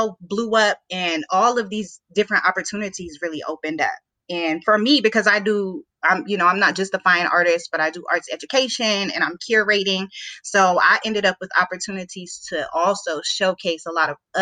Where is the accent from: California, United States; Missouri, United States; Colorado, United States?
Colorado, United States; Denver; moved away as an adult; now in Washington, D.C., United States; growing up in Denver, where there's a lot of black people in Denver